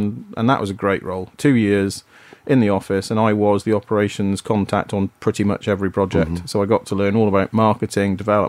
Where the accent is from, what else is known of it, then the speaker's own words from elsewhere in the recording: Wales, United Kingdom; moved away; also born or lived in Essex / Aberdeen / North West England; this is the point at which we moved to the Northwest. So I'd gone from Aberdeen now down to the Northwest. I should have said I was born in Essex, brought up in Wales, and then moved to Aberdeen.